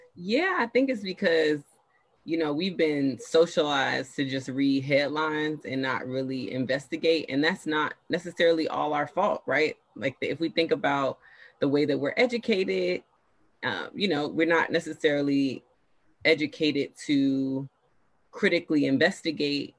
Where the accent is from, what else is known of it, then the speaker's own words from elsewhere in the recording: Miami, Florida, United States; I am from Miami, Florida. That's important to note. That's a huge part of my identity.